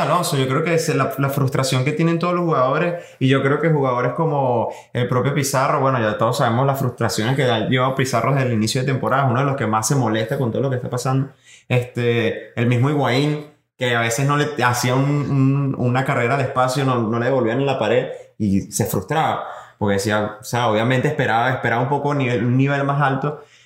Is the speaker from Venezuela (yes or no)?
yes; Venezuela; nosotros somos como venezolanos que somos